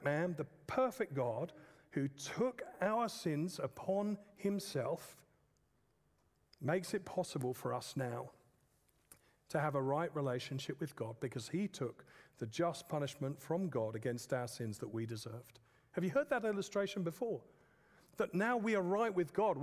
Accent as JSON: {"language": "English", "region": "England", "country": "United Kingdom", "said": "I'm an English man."}